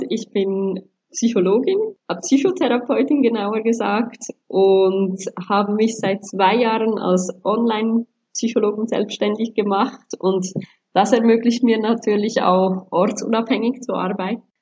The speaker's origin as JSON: {"language": "German", "country": "Sri Lanka", "said": "Ähm, ich komme ursprünglich auch aus Sri Lanka, aber habe bis anhin eigentlich kaum das Land wirklich gekannt oder näheren Bezug gehabt, war mir eigentlich eher auch was Fremdes."}